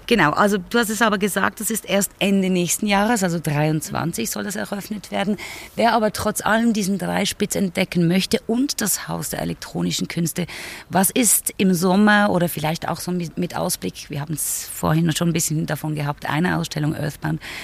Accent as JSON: {"language": "German", "town": "Basel", "region": "Basel-Stadt", "country": "Switzerland", "tie": "born or raised there", "said": "Ich bin gebürtige Baslerin"}